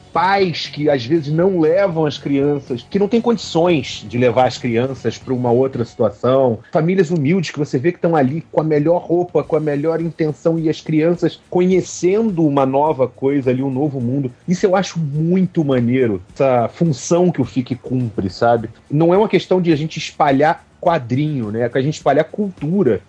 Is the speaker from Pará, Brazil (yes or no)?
no; Rio de Janeiro, Brazil; now in Belo Horizonte, Brazil; eu sou carioca